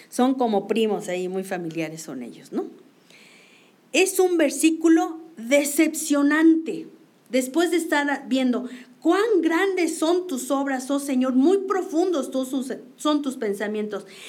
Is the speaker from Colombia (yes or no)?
no; Mexico; como mexicanos